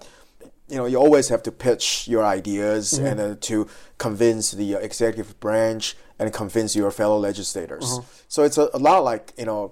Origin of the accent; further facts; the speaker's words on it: Taiwan; moved away as an adult; also born or lived in San Francisco; I was born in Taiwan. I was born and raised in Taiwan.